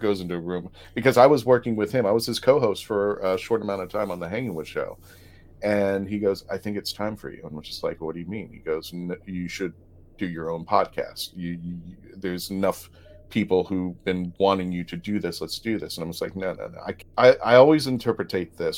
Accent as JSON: {"language": "English", "country": "Philippines", "said": "I'm Filipino"}